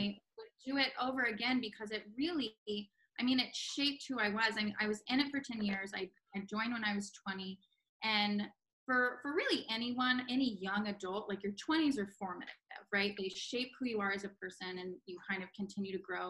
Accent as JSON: {"language": "English", "town": "Palm Beach", "region": "Florida", "country": "United States", "tie": "born or raised there", "moved": "as an adult", "said": "this kid from Palm Beach, Florida, mm-hmm. and I lived there most of my life. And I like I'm born and raised in Florida."}